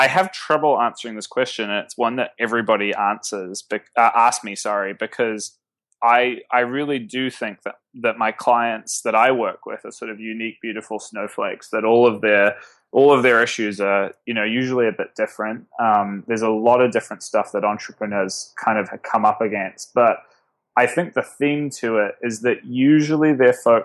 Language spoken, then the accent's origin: English; Auckland, New Zealand; born or raised there; moved away as an adult; now in New York, United States